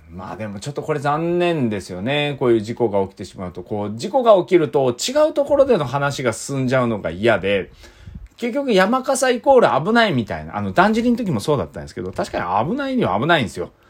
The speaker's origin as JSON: {"language": "Japanese", "town": "Iizuka", "region": "Fukuoka", "country": "Japan", "tie": "born or raised there", "said": "僕の出身校の飯塚高校"}